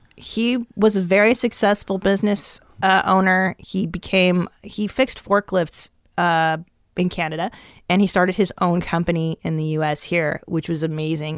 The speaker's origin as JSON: {"language": "English", "town": "Los Angeles", "region": "California", "country": "United States", "tie": "born or raised there", "also_born_or_lived": "Encino / Tarzana / Woodland Hills / West Hills", "said": "I grew up in the San Fernando Valley"}